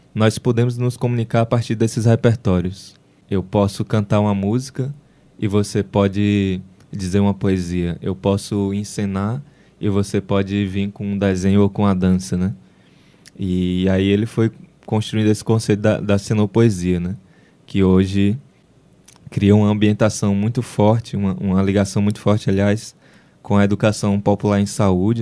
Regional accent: Brazil; É, eu nasci em Capuí. Eu nasci em Capuí em 1994

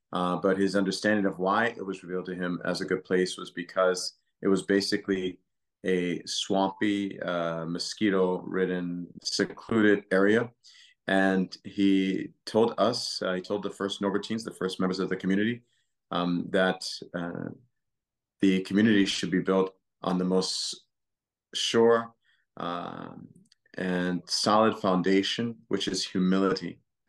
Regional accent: Louisiana, United States; and three are from Texas, and I'm from Louisiana.

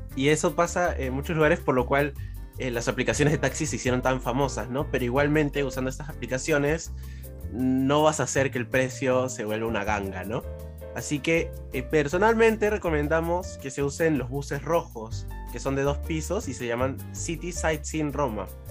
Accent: Peru; lo que somos los peruanos en el extranjero

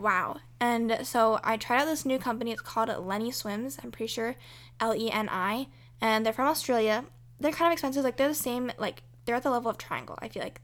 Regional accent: United States; as American people that celebrate Thanksgiving

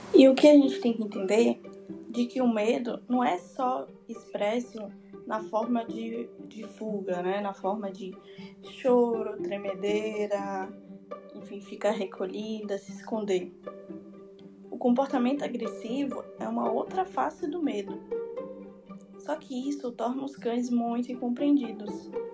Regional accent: Salvador, Bahia, Brazil; eu sou de Salvador, estudante de zootecnia na UFBA

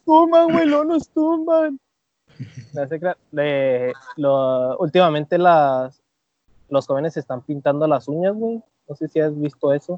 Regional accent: Mexico; cómo somos los mexicanos

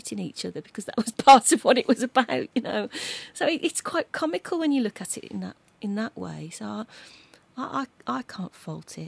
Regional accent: Dudley, West Midlands, United Kingdom; Growing up around Dudley Town Centre in the 60s

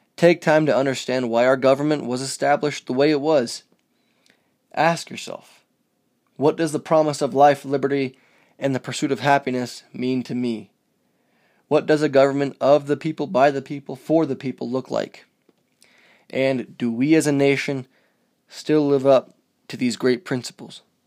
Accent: United States; as an American

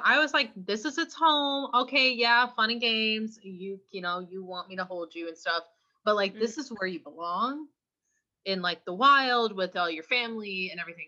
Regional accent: California, United States; I'm from California. I don't have an accent

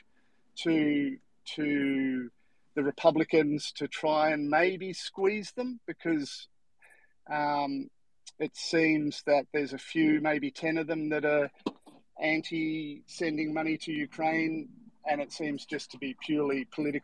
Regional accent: Australia; I'm from Australia.

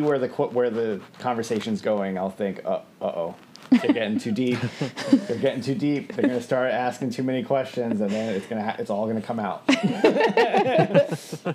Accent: New York City, New York, United States; moved away as an adult; now in Buffalo, United States; I'm from Queens, New York. I lived in and around New York for 30 years

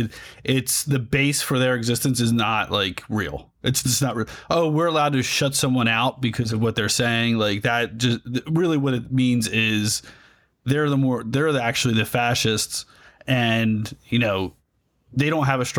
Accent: United States; also born or lived in Germany; being an American and it's a mindset thing for us

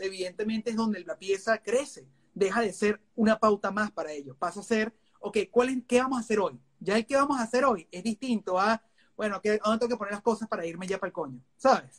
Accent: Venezuela; moved away as an adult; now in United States; Yo vengo de Venezuela

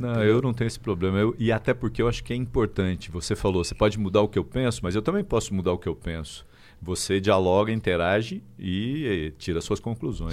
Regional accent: Araraquara, São Paulo, Brazil; now in São Paulo, Brazil; Não sou de São Paulo, sou de Araraquara uma das cidades mais importantes do estado de São Paulo.

